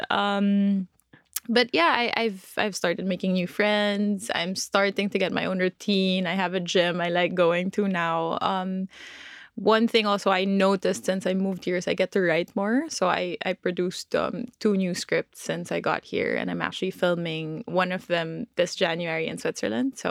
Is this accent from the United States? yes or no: no; Philippines; born there; So I was born in the Philippines